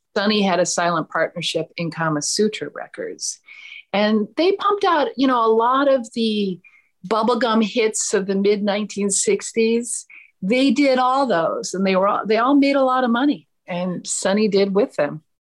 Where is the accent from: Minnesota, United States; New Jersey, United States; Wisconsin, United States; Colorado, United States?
Minnesota, United States; I grew up in Minnesota